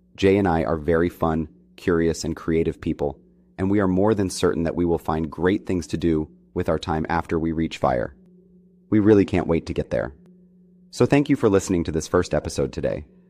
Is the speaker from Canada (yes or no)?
no; Colombia; now in New York City, United States; I am originally from Colombia